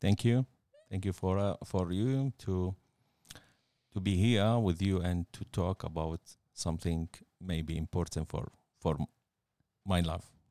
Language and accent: English; Baghdad, Baghdad Governorate, Iraq; moved away as an adult; now in Australia; I was born in Baghdad, nineteen seventy-seven.